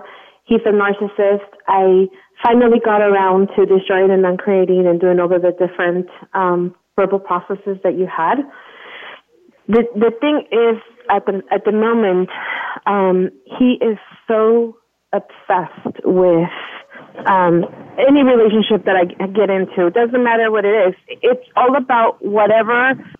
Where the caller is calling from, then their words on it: Anaheim, California, United States; I'm calling in from Anaheim